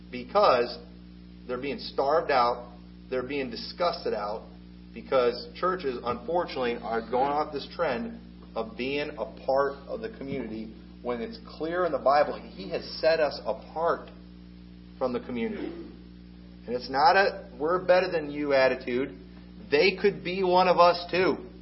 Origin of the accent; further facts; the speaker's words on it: United States; I'm an American